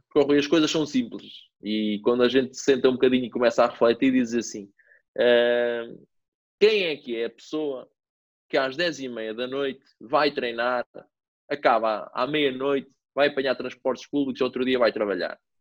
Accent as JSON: {"language": "Portuguese", "town": "Mortágua", "region": "Centro", "country": "Portugal", "tie": "born or raised there", "also_born_or_lived": "Viseu / India", "said": "comecei aqui na, na, na vila onde, onde, eu cresci, no Mortágua Futebol Clube"}